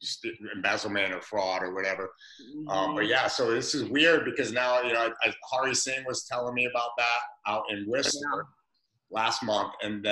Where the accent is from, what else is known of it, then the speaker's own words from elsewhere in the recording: Bridgeport, Connecticut, United States; I grew up in Bridgeport, Connecticut, so which is basically 45 minutes northeast of New York City on 95.